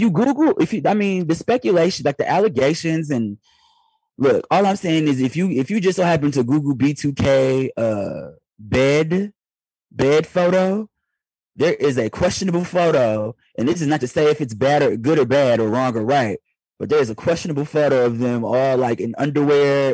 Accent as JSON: {"language": "English", "town": "Detroit", "region": "Michigan", "country": "United States", "moved": "yes", "said": "I'm still from Detroit deep down in my heart"}